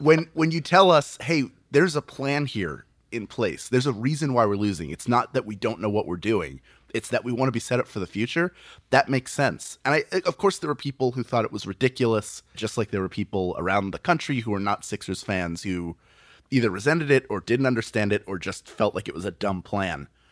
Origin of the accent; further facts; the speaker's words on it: Philadelphia, Pennsylvania, United States; I was born and raised in Philadelphia